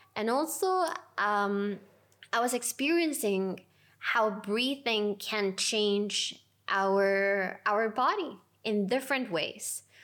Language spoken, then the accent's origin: English; Lima, Peru; I decided to take my first teacher trainings in Lima, my hometown.